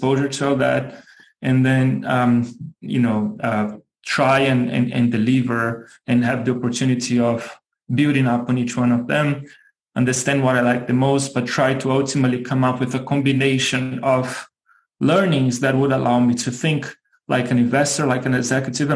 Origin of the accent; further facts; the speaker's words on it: Brazil; moved away as an adult; also born or lived in Germany / Singapore; now in Chicago, United States; I was born and raised in Brazil. Spent 27 years of my life, if I'm not mistaken, there